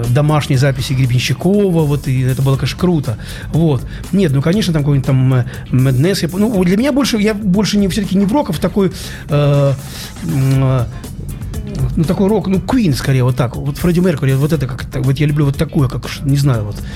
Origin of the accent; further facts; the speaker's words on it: Saint Petersburg, Russia; Вот завтра премьера, это приедет вся московская группа, и только я один питерский.